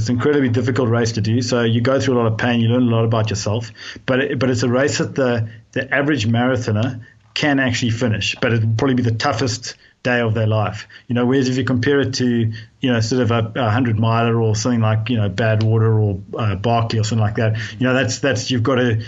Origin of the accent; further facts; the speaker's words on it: Cape Town, Western Cape, South Africa; I grew up in Cape Town